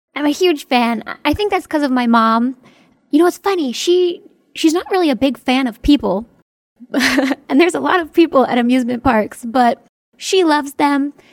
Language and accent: English; near Hershey, Pennsylvania, United States; my hometown is kind of in the middle of nowhere.